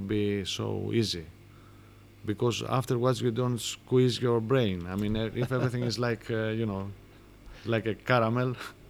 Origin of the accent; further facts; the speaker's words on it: Greece